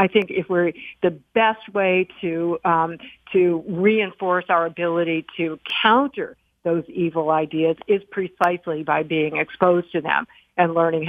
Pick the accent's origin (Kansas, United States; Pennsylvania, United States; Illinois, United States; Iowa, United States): Illinois, United States; Chicago; I grew up in Chicago, a weird place to say the least, but one of the things it had was a little area called Bughouse Square.